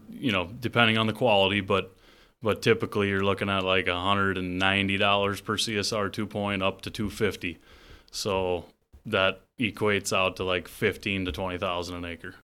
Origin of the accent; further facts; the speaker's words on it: Worthington, Iowa, United States; I grew up just outside of Worthington, Iowa.